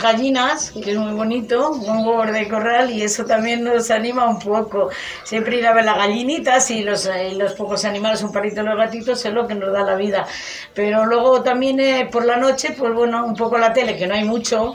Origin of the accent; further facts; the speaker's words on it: Gallegos de Argañán, Castile and León, Spain; lo que he vivido en mi pueblo